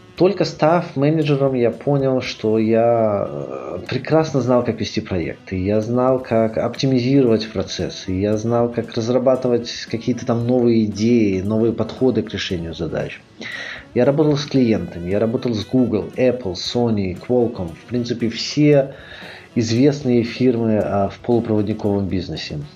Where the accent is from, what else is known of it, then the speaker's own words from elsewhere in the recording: Minsk, Belarus; moved away as an adult; also born or lived in Dresden, Germany / Grenoble, France; Я родился в Минске.